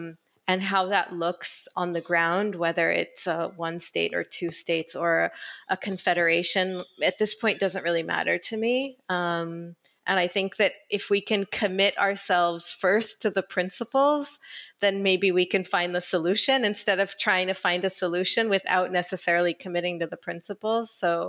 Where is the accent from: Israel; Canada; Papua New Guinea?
Israel; born there; I was born in Israel. My parents are Israeli and I moved here thinking actually that I would just stay a little while and then go back to the US.